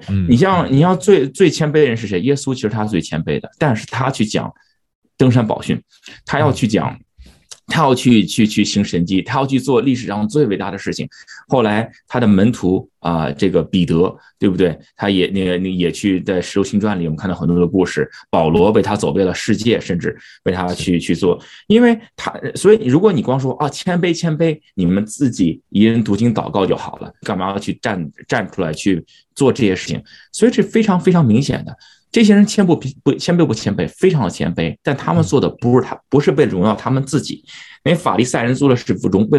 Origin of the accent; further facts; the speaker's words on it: United States; 以前我往往在美国出生长大，觉得自己把自己放在一个框框里头。OK，我是一个华人，我在美国啊